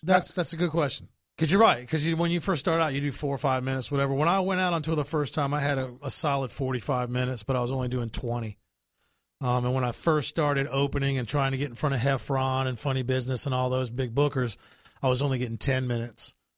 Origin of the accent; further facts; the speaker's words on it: New Bern, North Carolina, United States; moved away as an adult; also born or lived in Tennessee; now in Florida, United States; I was born in Tennessee, but raised in North Carolina